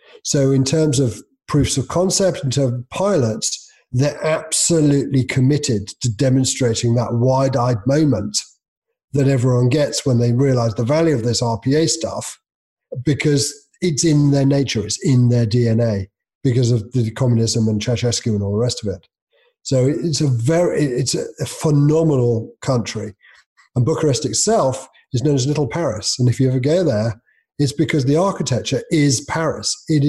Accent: United Kingdom; I'm British. It's curry, obviously.

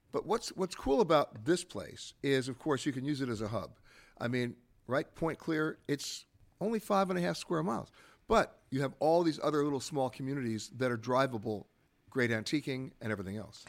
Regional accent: New York, United States; When I was growing up in New York

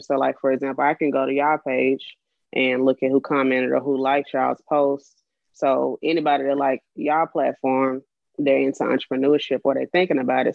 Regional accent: Birmingham, Alabama, United States; I'm from Birmingham, Alabama. I'm I almost said 29, I'm 30 years old. Just turned 30 last month in October. So I'm getting used to saying 30 now. born and raised in Birmingham.

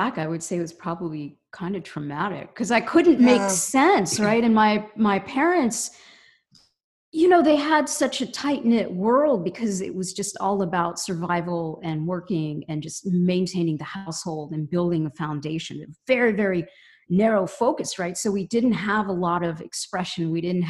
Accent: Cincinnati, Ohio, United States; also born or lived in Bombay, India; In Cincinnati, Ohio. Yeah. Okay. So I grew up there and went to college there.

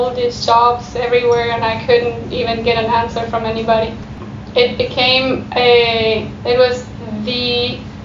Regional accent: Argentina; moved away; also born or lived in Germany; I was born in Europe, in Germany, but then I grew up in Argentina, and we traveled a lot back and forth as children

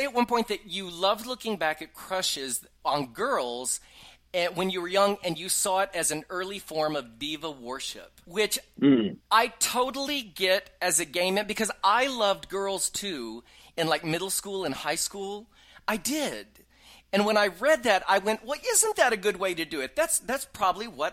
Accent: Texas, United States; I was from Texas

